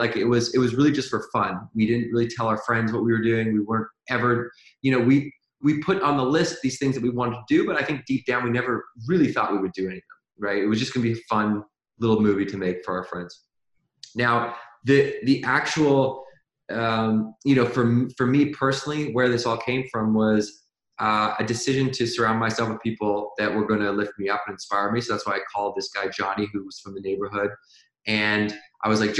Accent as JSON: {"language": "English", "town": "Victoria", "region": "British Columbia", "country": "Canada", "tie": "born or raised there", "moved": "yes", "lives_now": "Venice Beach, United States", "said": "right now I live in Venice Beach, California, but I grew up in Victoria, BC."}